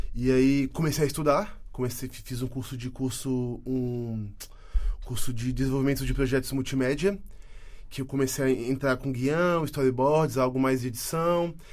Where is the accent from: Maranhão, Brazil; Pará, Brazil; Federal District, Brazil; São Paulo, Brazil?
Federal District, Brazil; Brasília; moved away as an adult; now in Portugal; E em Brasília, lá onde eu nasci